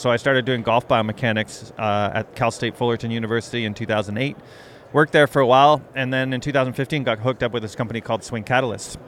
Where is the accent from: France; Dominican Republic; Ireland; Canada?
Canada; moved away as an adult; I grew up in Canada, did uh, my PhD, all of my schooling up there